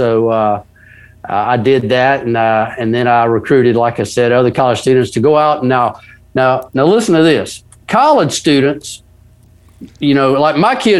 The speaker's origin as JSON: {"language": "English", "region": "the South", "country": "United States", "said": "I live in Ocean Springs, Mississippi. So, I'm a Southerner, they call it the Dirty South down here."}